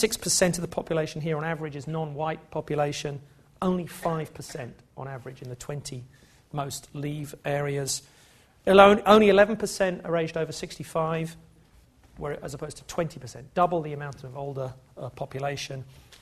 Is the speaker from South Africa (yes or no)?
no; England, United Kingdom; It's interesting because I think of myself as English and not British, so when I saw this it was quite interesting to me.